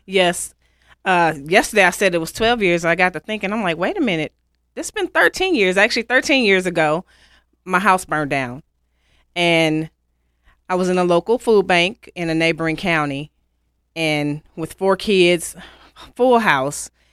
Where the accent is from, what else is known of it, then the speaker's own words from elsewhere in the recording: Pontiac, Michigan, United States; moved away as an adult; now in Western North Carolina, United States; I'm originally from Pontiac, Michigan.